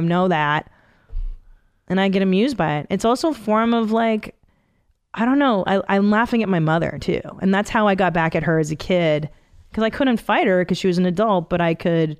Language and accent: English; Canada; I was born in Canada, but they escaped from Hungary in 69.